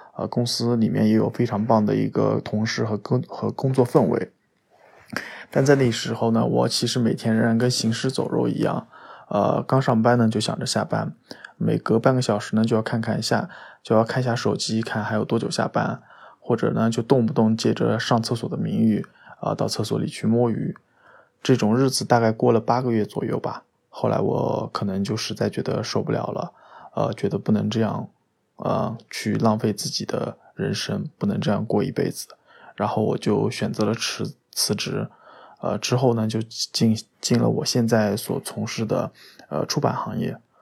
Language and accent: Chinese; Anhui, China; now in Shanghai, China; 我来自安徽。现在在上海工作，呃，是上海名师图书的编辑